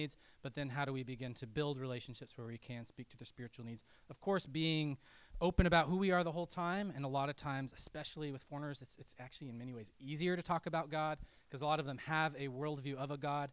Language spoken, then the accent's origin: English; Colorado, United States; I grew up in Colorado in the mountains.